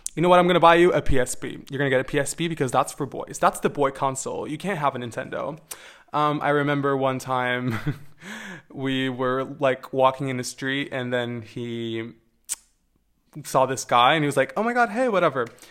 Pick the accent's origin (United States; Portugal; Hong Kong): Portugal; growing up in Portugal, um, as a queer person